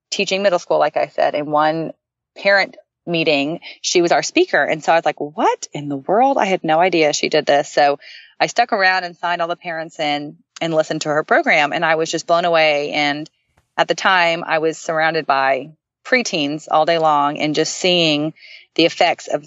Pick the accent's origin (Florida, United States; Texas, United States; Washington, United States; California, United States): Texas, United States; Dallas; I'm from Dallas, Texas